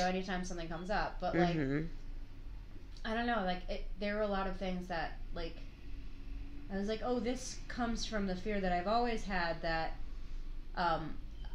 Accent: Chicago, Illinois, United States; I grew up in this area and I went to Pritzker Elementary

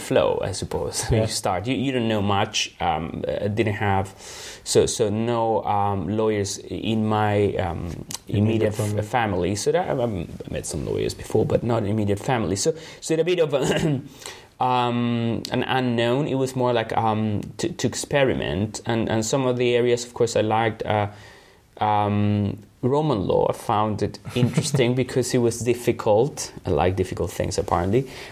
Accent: Santiago, Santiago Metropolitan Region, Chile; English is a second language; moved away as an adult; also born or lived in Punta Arenas, Chile; now in United Kingdom; I was born in Punta Arenas. I lived there until I was about seven. Then we moved to Santiago.

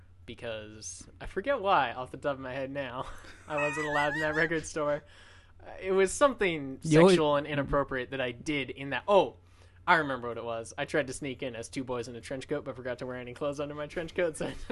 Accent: Anaheim, California, United States; I do love my hometown of Anaheim.

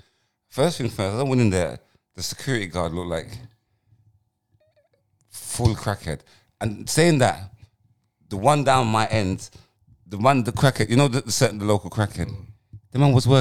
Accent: Tottenham, London, United Kingdom; We remember, we're prisoners and we're from Tottenham and from South.

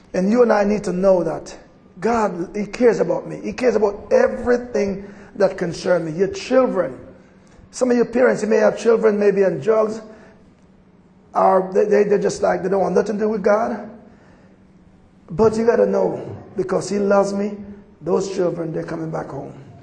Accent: Jamaica; accent: Jamaican; moved away; also born or lived in Atlanta / Colorado; I'm from Jamaica

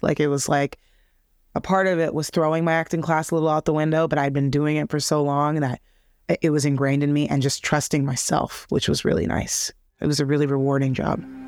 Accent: Los Angeles, California, United States; I grew up in L A, I grew up in, well, more specifically, I grew up in a place called Harbor City, Torrance, Alameda area, so I grew up in the South Bay

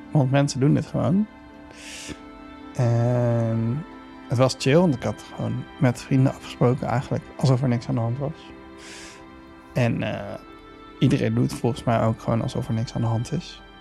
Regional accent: Amsterdam, North Holland, Netherlands; born or raised there

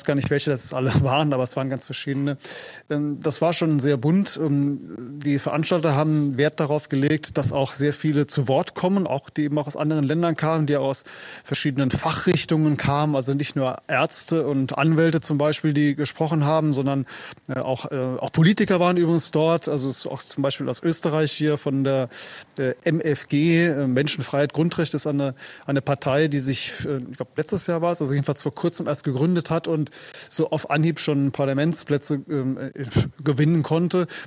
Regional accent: Germany; now in Vienna, Austria; Als Deutsche, der ich hier zu Gast war, ist die Atmosphäre dort. Denn ich bin das aus, aus der Bundesrepublik gewohnt

